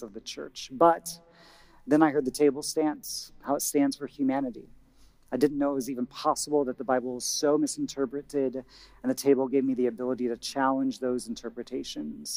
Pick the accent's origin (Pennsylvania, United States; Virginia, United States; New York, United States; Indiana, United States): Indiana, United States; moved away; my home state, Indiana